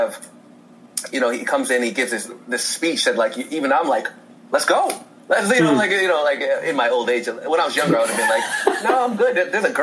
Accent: Indiana, United States; moved away as an adult; now in Los Angeles, United States; I grew up in Indiana, so there's not a lot of riots.

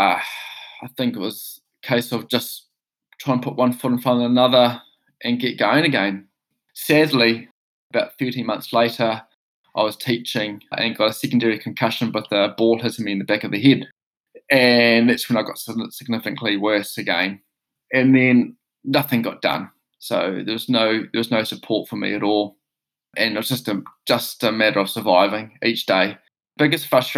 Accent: New Zealand; moved away as an adult; also born or lived in Quebec City; being a New Zealander

